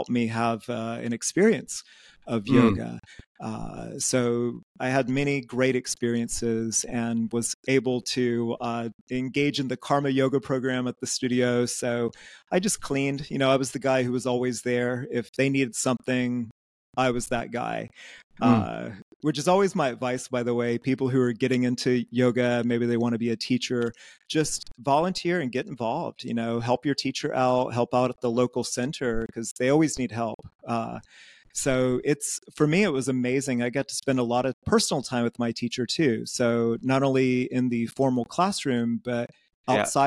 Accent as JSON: {"language": "English", "region": "Georgia", "country": "United States", "tie": "born or raised there", "also_born_or_lived": "Athens, Georgia / Asia", "moved": "as an adult", "lives_now": "Groningen, Netherlands", "said": "I grew up in Georgia, so in the American South"}